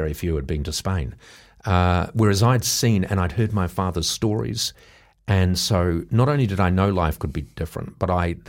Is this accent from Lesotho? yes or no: no; New Zealand; born there; I had been born, because I was born in New Zealand, and my father was an engineer and an adventurer.